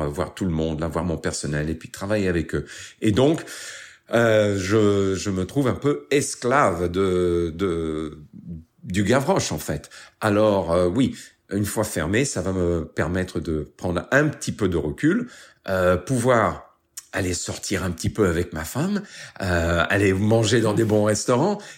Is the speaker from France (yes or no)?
no; England, United Kingdom; also born or lived in London; Euh, je suis né en Angleterre, donc euh, je suis né en, 1960. Et comme vous avez dit, en 67, on, on a bougé euh, euh à Londres